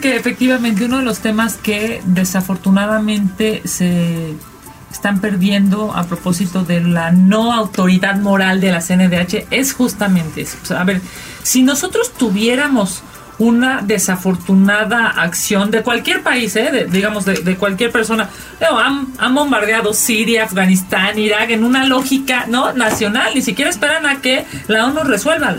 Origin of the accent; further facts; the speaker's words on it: Mexico; nosotros como mexicanos